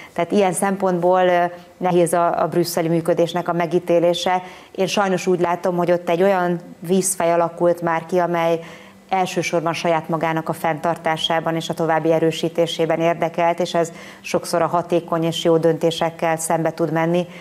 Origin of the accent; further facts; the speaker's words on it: Hungary; mi magyarok